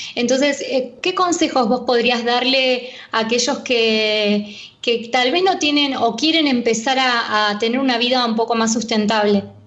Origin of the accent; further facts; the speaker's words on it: Argentina; yo nací acá en Argentina, este, soy de zona oeste, y me acuerdo que salía a, la calle a jugar